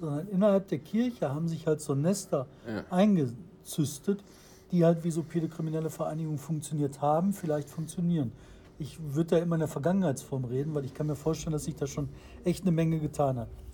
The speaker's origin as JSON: {"language": "German", "town": "Bottrop", "region": "North Rhine-Westphalia", "country": "Germany", "said": "ich komme aus Fulmburg. Also Bottrop Fuhlenbrock."}